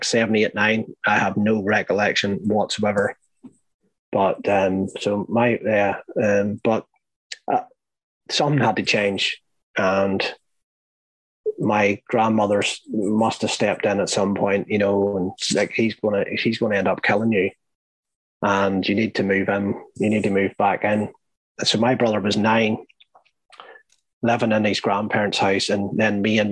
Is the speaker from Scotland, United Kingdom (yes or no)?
no; Northern Ireland, United Kingdom; growing up in Northern Ireland, like, they were all Catholic, but my father was Protestant